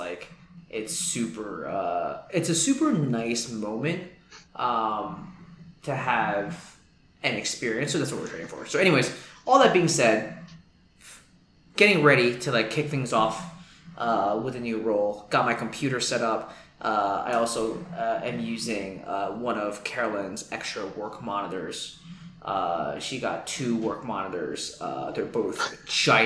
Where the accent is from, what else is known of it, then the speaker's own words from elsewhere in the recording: New York City, New York, United States; as a New Yorker